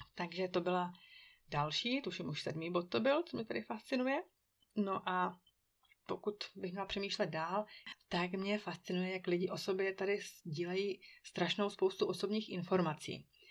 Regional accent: Czechia; now in Switzerland; u nás v Čechů

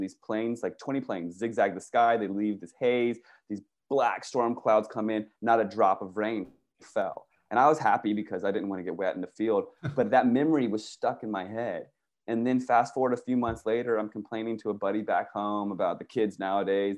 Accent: Virginia, United States; moved away as an adult; also born or lived in Washington, D.C. / California; I grew up in Virginia

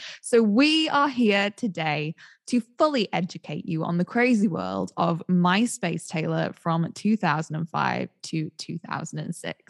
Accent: United Kingdom; we are all British.

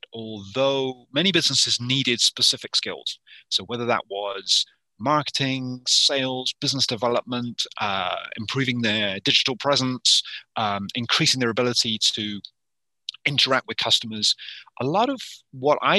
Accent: United Kingdom; moved away as an adult; now in Yukon, Canada; originally from the UK, and I had a 25-year career in the UK.

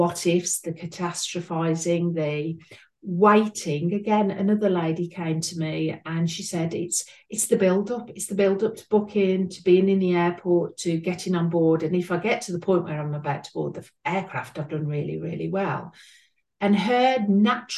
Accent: United Kingdom; accent: between Birmingham and East Midlands; as you can tell by my accent, I'm between Birmingham and East Midlands

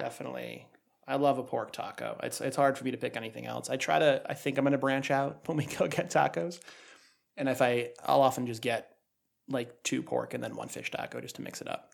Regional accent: New England, United States; we're from New England

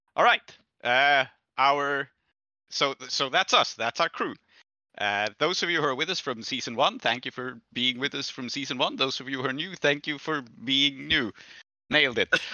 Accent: Sweden; I'm from Sweden

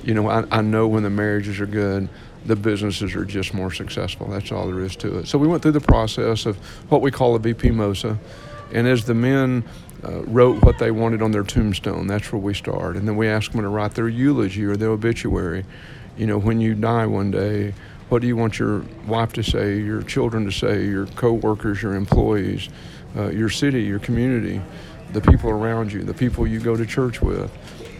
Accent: Paris, Texas, United States; born and raised in Paris, Texas

